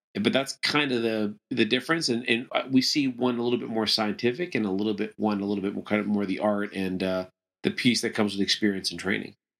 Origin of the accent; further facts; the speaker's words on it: Toronto, Ontario, Canada; moved away as an adult; also born or lived in Venezuela; now in United States; I moved to Canada when I was young and kinda grew up mainly in, in the, kind of the Toronto area